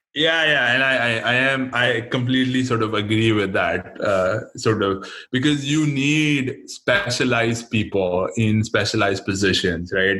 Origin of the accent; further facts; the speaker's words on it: India; now in United States; I was born and raised in India, and then I did uh, most of my education here, and I've actually only worked in the United States.